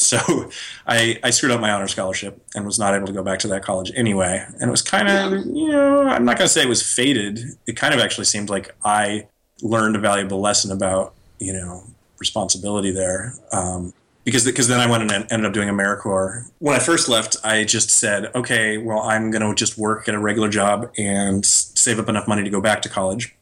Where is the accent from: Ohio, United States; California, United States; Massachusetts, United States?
Massachusetts, United States; moved away as an adult; also born or lived in Wisconsin / New York / San Francisco; I'm from Massachusetts